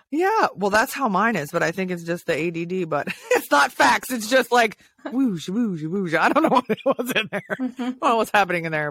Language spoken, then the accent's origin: English; Hawaii, United States; I was born in Hawaii too